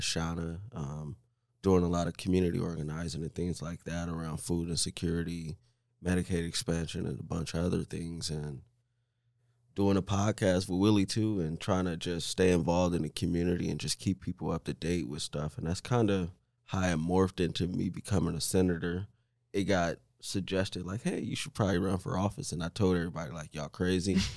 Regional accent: Omaha, Nebraska, United States; also born or lived in Saint Louis; born and raised in Omaha

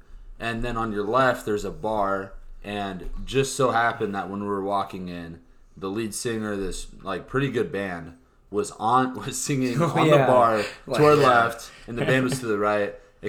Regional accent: Columbus, Nebraska, United States; Yeah, we're from Columbus.

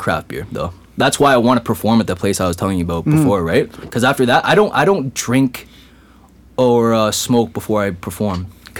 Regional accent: Kitchener, Ontario, Canada; It doesn't matter if it's in Kitchener-Waterloo, like my hometown.

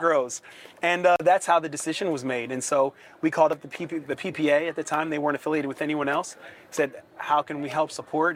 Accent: right outside of Philadelphia, Pennsylvania, United States; moved away as an adult; also born or lived in Atlanta / New Orleans / Buffalo; born and raised in Pennsylvania, right outside of Philadelphia

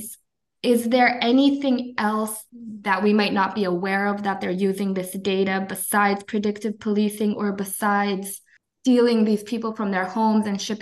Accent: United States; as an American

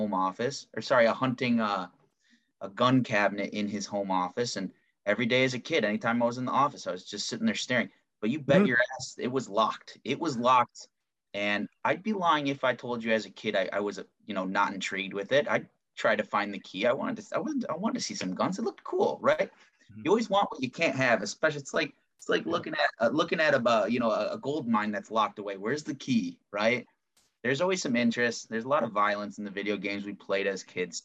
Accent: United States; As an American, as a good law-abiding citizen who has a concealed pistol license

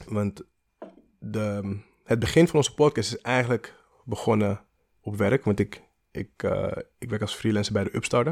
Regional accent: Amsterdam, North Holland, Netherlands; in Amsterdam, in de pijp

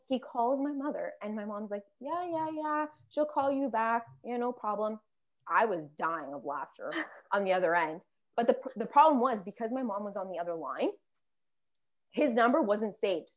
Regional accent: Canada; I'm Canadian

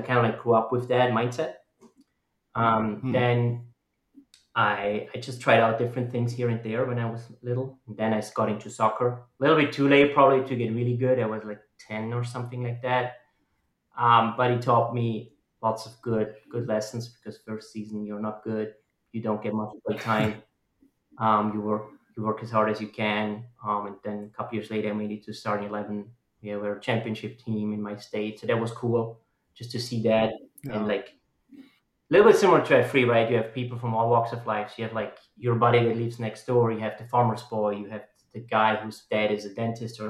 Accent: Austria; English is a second language; moved away as an adult; now in Omaha, United States; I'm born and raised in Austria, lived almost 30 years there

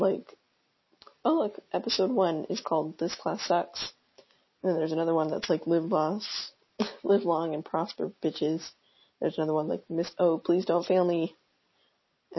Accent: Texas, United States; now in Virginia, United States; I live in Virginia. I'm from Texas

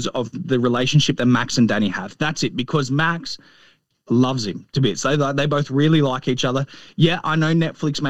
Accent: Australia

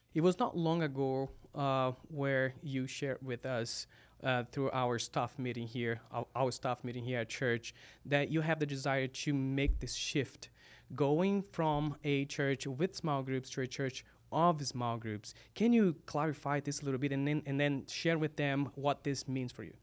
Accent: Brazil; English is a second language; moved away as an adult; now in United States; I'm from Brazil. This is you know sometimes people see me stumbling about you know some words because English is my second language.

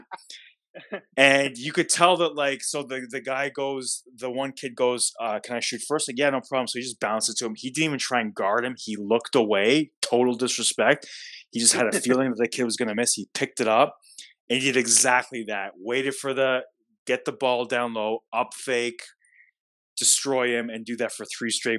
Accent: Toronto, Ontario, Canada; I'm not from here. I'm from Toronto.

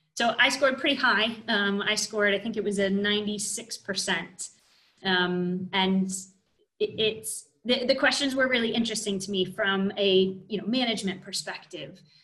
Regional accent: United States; I am American

